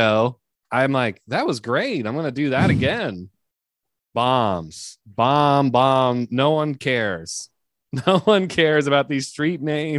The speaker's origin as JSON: {"language": "English", "town": "Alexandria", "region": "Virginia", "country": "United States", "moved": "yes", "said": "I'm actually from here, I'm from Alexandria."}